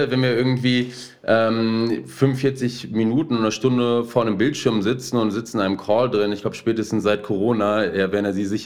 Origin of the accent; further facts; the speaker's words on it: Essen, North Rhine-Westphalia, Germany; Ich bin Essener, äh, hier groß geworden und ähm, ähnlich wie Sie, dem Ruhrgebiet dann irgendwie doch sehr zugewandt.